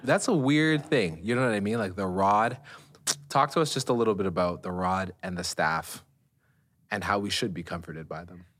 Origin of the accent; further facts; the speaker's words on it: Canada; we're Canadian